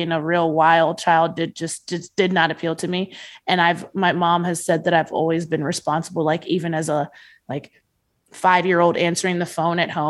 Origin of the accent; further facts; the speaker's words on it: Nigeria; I'm allowed to say this because I'm Nigerian